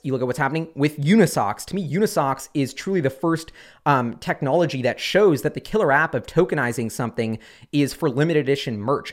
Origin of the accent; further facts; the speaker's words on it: Seattle, Washington, United States; in Seattle, my hometown.